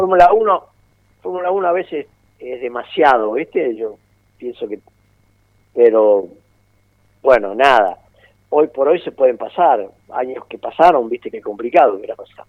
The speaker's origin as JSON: {"language": "Spanish", "country": "Argentina", "tie": "born or raised there", "said": "yo nací en la República Argentina"}